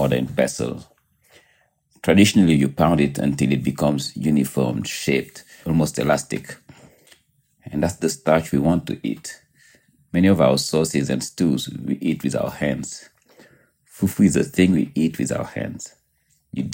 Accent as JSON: {"language": "English", "country": "Senegal", "tie": "born or raised there", "moved": "yes", "lives_now": "New York City, United States", "said": "I'm from Senegal, so obviously in West Africa"}